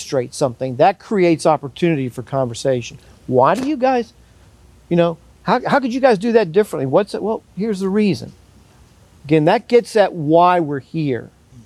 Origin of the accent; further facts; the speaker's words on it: United States; as another American